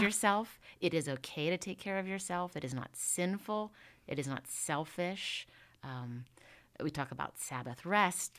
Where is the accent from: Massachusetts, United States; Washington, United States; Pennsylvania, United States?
Pennsylvania, United States; Indiana; also born or lived in Pittsburgh; I am originally from Indiana, Pennsylvania